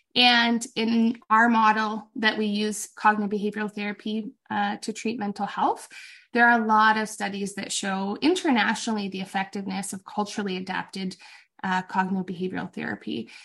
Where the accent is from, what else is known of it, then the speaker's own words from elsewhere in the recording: Canada; as a Canadian nation